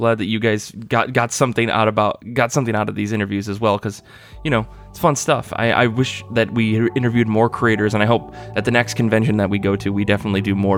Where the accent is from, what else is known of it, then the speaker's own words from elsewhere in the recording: Midwest America, United States; growing up in Midwest America